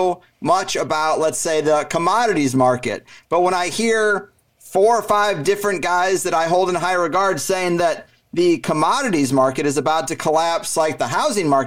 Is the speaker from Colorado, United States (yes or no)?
no; Missouri, United States; moved away as an adult; now in San Diego, United States; I grew up in Missouri